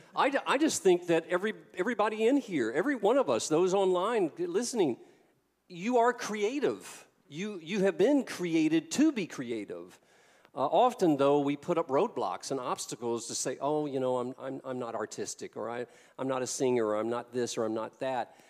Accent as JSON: {"language": "English", "region": "the South", "country": "United States", "tie": "born or raised there", "said": "I came from the South"}